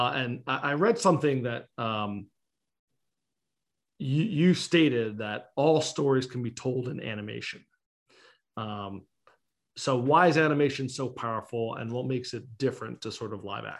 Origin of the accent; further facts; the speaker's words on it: United Kingdom; I'm a British girl.